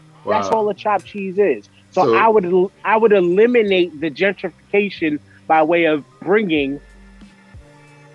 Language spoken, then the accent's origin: English; New York City, New York, United States; I'm from Staten Island, New York